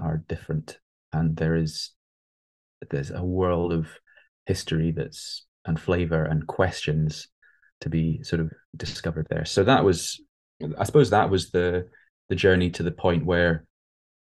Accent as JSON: {"language": "English", "region": "England", "country": "United Kingdom", "tie": "born or raised there", "also_born_or_lived": "Scotland", "said": "when we moved from Scotland down to England, when I was like 3 or 4, I missed Scotland"}